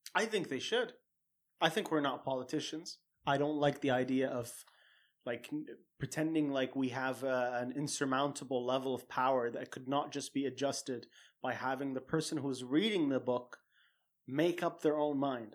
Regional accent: Saudi Arabia; growing up in a culture and growing up in Saudi

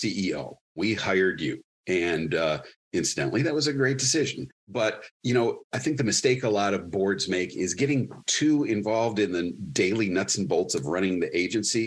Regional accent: Wyandotte, Michigan, United States; also born or lived in Dearborn / Lincoln Park / Westland / Canton; I was born in Dearborn, raised in Wyandotte

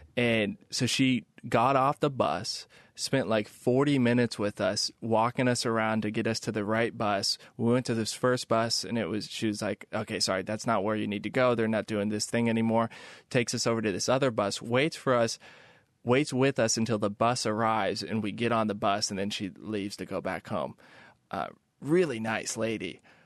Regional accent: Kansas City, United States; moved away; I'm from the Midwest. I grew up in Kansas City.

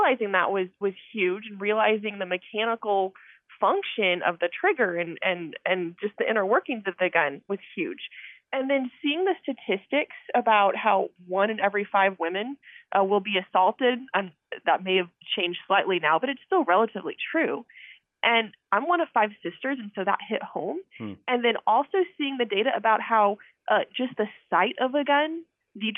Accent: Texas, United States; I'm a Texas girl, born and raised in Texas

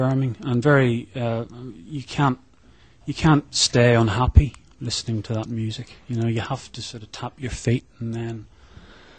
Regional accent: Ireland; moved away; Being born in Ireland and growing up in Ireland

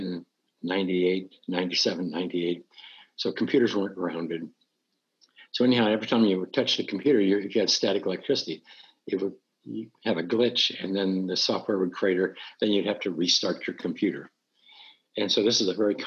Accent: Montana, United States; moved away; I'm from Montana, so I'm used to pine trees and cold

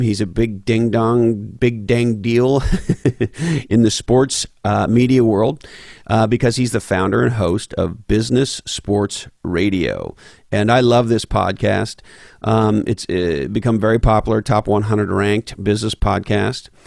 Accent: Montreal, Quebec, Canada; moved away; I grew up loving hockey growing up in Montreal

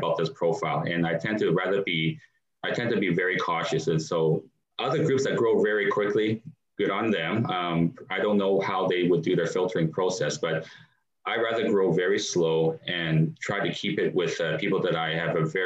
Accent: Canada; being a Canadian, and I grew up here in Canada

